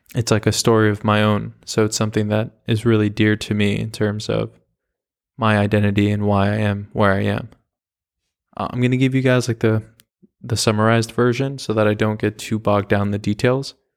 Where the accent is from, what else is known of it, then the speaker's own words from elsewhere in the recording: the Hamptons, New York, United States; I grew up in the Hamptons